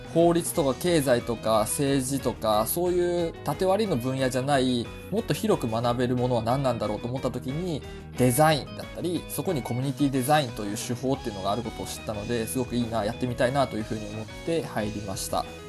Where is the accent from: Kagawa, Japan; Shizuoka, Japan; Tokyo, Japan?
Shizuoka, Japan; Hamamatsu; moved away; 僕は地元の浜松をイメージしたんですけど